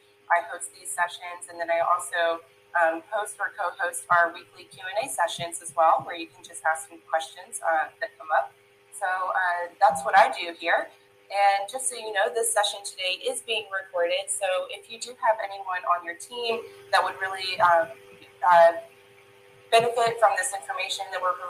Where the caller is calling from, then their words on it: Savannah, Georgia, United States; Today, I am tuning in from Savannah, Georgia.